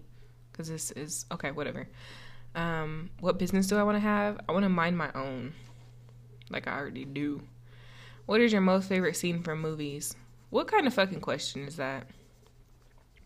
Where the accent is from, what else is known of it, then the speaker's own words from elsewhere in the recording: Colorado, United States; I'm from Colorado. I'm still here